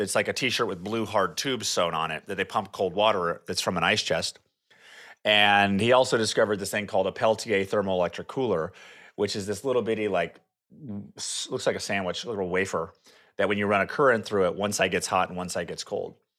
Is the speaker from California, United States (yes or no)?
yes; California, United States; moved away as an adult; also born or lived in Rocklin, California; now in Austin, United States; lived in California my entire life